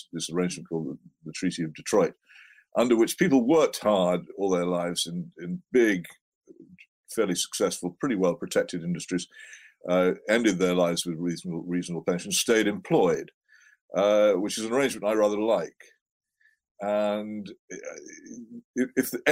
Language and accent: English; Oxford, South East England, United Kingdom; Oxford, my hometown